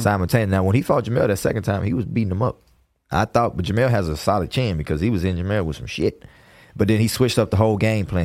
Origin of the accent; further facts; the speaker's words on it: Houston, Texas, United States; I'm from Houston